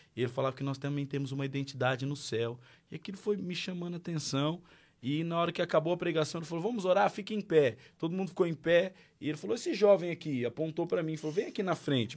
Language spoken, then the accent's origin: Portuguese; Marília, São Paulo, Brazil; moved away as an adult; now in Portugal; Sou natural de Marília, interior de São Paulo. Nasci na gota de leite